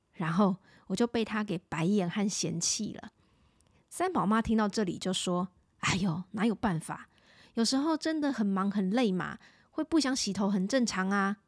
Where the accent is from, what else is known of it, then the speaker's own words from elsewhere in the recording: Taipei, Taiwan; 我自己从小在万华长大